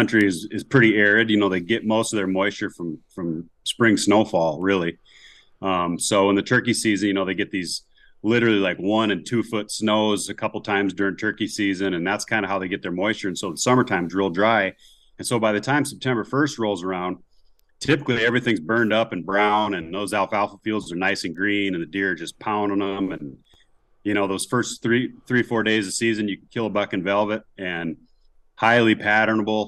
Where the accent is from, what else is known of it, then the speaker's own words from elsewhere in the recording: Spearfish, South Dakota, United States; I grew up in Spearfish